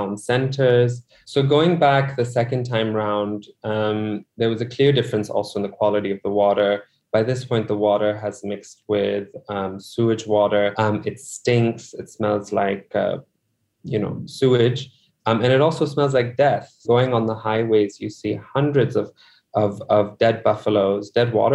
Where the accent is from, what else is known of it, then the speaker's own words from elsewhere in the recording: Larkana, Sindh, Pakistan; now in Karachi, Pakistan; I'm from Larkana, which is about a 6-hour drive north of Karachi.